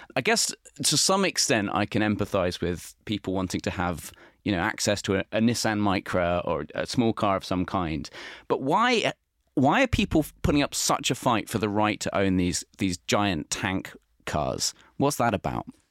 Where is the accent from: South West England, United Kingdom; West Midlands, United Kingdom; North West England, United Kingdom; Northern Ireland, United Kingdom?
West Midlands, United Kingdom; Warwick; now in London, United Kingdom; I'm from the Midlands, uh, uh, and in Warwick, when, you know, we, I'd walk an hour to get to school